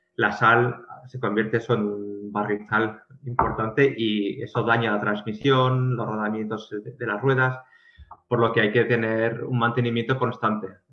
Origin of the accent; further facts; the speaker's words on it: Pamplona, Navarre, Spain; now in Oslo, Norway; en Pamplona, que es de donde vengo